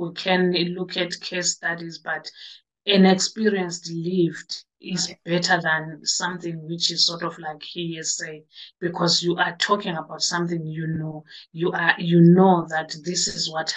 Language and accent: English; South Africa; moved away as an adult; now in United Kingdom; I'm from South Africa.